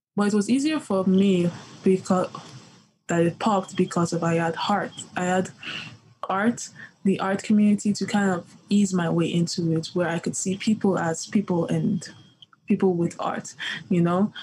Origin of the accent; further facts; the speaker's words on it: Nigeria; moved away; I come from the Yoruba tribe in Nigeria